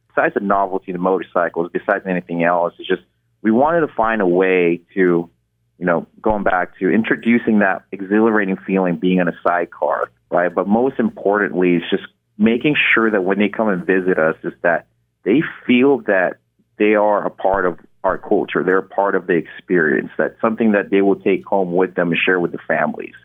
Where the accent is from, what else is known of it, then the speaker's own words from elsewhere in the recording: Philippines; moved away; I was born in Philippines. Growing up, our common modes of transportation is our motorcycle sidecar in Philippines